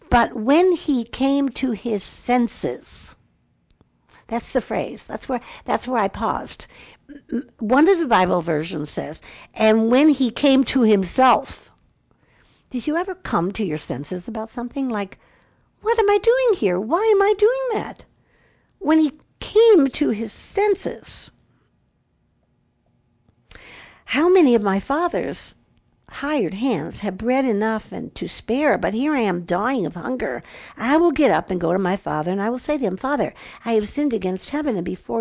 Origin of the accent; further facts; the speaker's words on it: Chicago, Illinois, United States; I grew up in Chicago